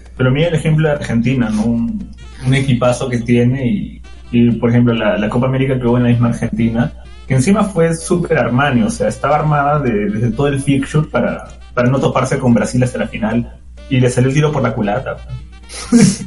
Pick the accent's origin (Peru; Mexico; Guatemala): Peru